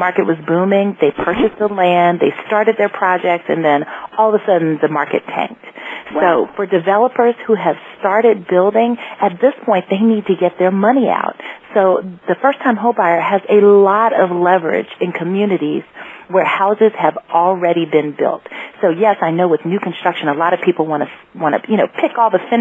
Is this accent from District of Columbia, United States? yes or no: yes; Washington, District of Columbia, United States; I'm from the Washington, D.C. area